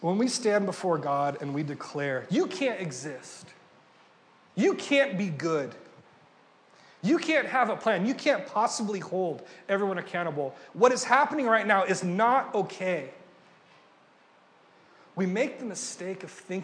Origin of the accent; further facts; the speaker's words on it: Ventura, California, United States; moved away as an adult; also born or lived in Pennsylvania; I'm from Ventura, about 3 hours north of here